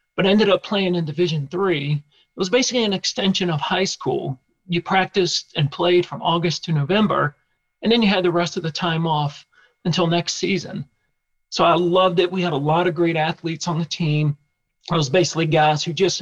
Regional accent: Richmond, Virginia, United States; So my hometown is Richmond, Virginia. I grew up in Richmond, worked most of my jobs in Richmond, and still live here today.

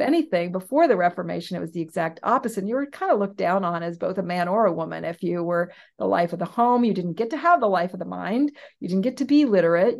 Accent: West Coast, United States; I'm from the West Coast

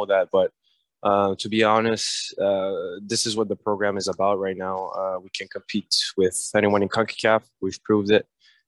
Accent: Canada; And it was a big step forward for us tonight as Canadian. And as one nation, we really feel that everyone is behind us

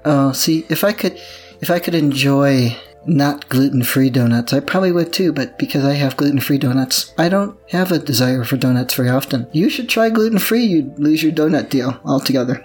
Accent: Midwest, United States; moved away; I grew up in the Midwest where things actually grow

